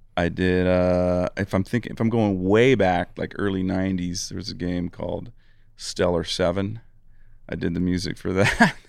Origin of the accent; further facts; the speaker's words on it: Eugene, Oregon, United States; my hometown of Eugene, Oregon.